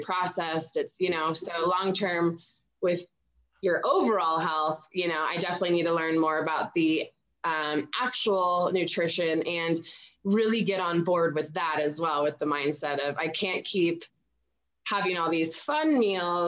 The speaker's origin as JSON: {"language": "English", "town": "San Diego", "region": "California", "country": "United States", "tie": "born or raised there", "said": "growing up in San Diego"}